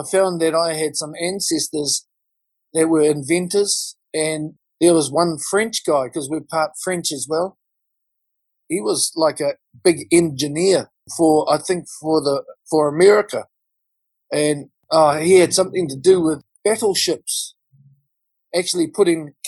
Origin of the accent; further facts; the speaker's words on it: Auckland, New Zealand; I'm coming from South Auckland. I live in South Auckland